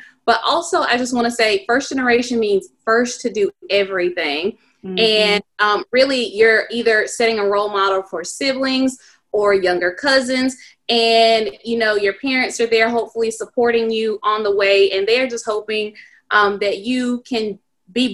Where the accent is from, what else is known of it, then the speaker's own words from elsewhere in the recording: South Carolina, United States; my hometown, and it's a satellite or system campus of the University of South Carolina